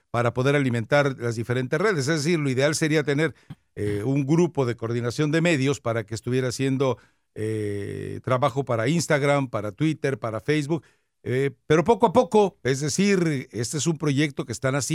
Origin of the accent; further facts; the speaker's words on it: Cuba; Soy cubano, rata.